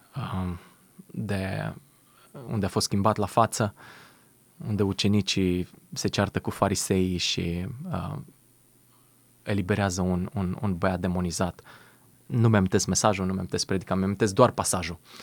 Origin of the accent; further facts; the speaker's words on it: Romania; moved away; sunt din România